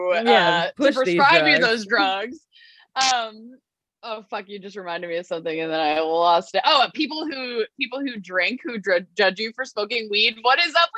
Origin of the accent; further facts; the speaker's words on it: Long Island, New York, United States; I'm from Long Island